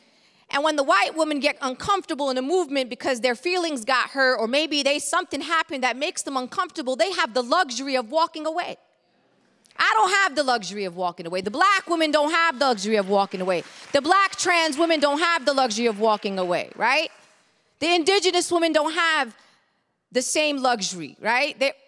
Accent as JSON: {"language": "English", "town": "Brooklyn", "region": "New York", "country": "United States", "said": "I come Palestinian and Muslim. I come a socialist. I come a progressive. I come from Brooklyn."}